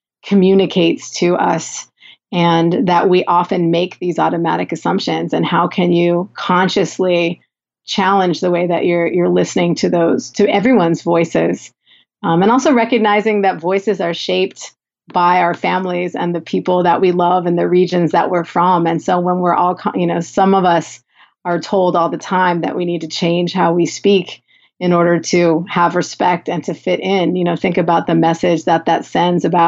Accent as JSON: {"language": "English", "region": "Southern California", "country": "United States", "accent": "Valley girl", "said": "I'm from Southern California"}